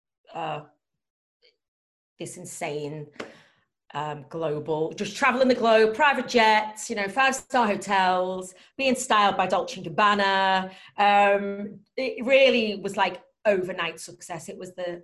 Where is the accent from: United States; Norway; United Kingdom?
United Kingdom; Liverpool, North West England; I was born and raised in Liverpool.